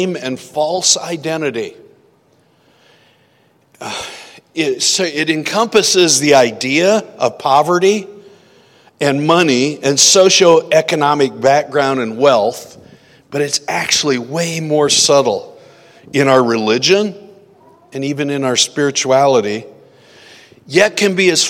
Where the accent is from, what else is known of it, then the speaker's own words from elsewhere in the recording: Iowa, United States; where I grew up in Iowa